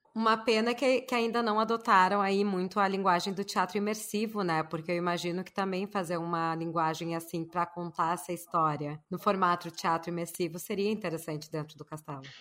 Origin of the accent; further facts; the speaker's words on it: Porto Alegre, Rio Grande do Sul, Brazil; now in Miami, United States; sou de Porto Alegre